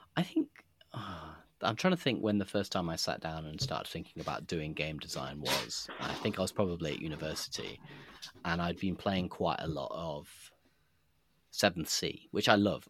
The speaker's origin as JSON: {"language": "English", "town": "Nottingham", "region": "East Midlands", "country": "United Kingdom", "tie": "born or raised there", "said": "I grew up in Nottingham"}